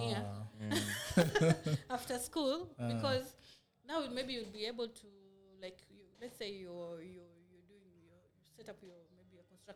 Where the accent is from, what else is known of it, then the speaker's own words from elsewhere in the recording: Likoni, Mombasa County, Kenya; I grew up in Likoni.